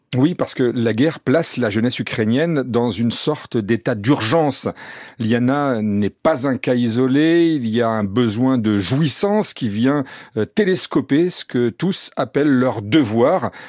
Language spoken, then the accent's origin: French; France; on était français